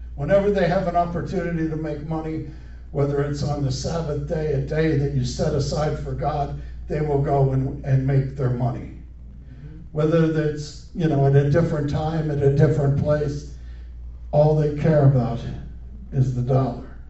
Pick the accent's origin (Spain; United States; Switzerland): United States; growing up in America, as a schoolboy